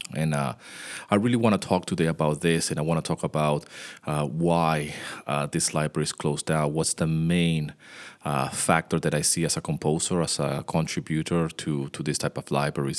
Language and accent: English; Venezuela; moved away; I grew up in Venezuela